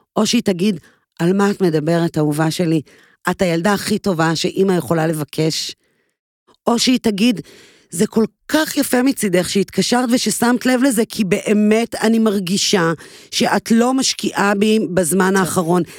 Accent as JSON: {"language": "Hebrew", "country": "Israel", "tie": "born or raised there", "said": "אני גדלתי בקיבוץ"}